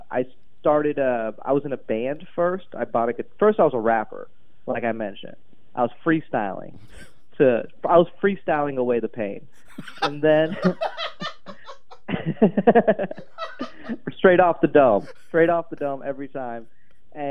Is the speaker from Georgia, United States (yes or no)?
yes; Atlanta area, Georgia, United States; I grew up in a pretty good suburb. Atlanta is very diverse